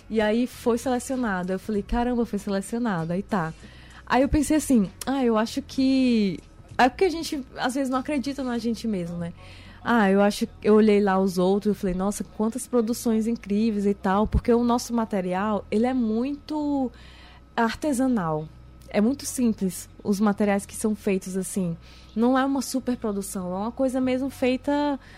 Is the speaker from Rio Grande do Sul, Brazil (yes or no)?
no; Imperatriz, Maranhão, Brazil; now in São Luís, Brazil; Tem dois anos e meio que eu vim de Imperatriz para São Luís.